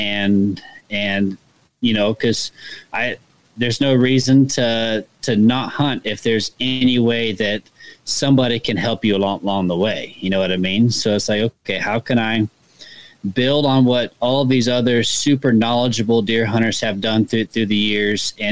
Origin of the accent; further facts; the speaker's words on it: Kansas City, Missouri, United States; I'm from Kansas City, Missouri, so I'm here in the Midwest.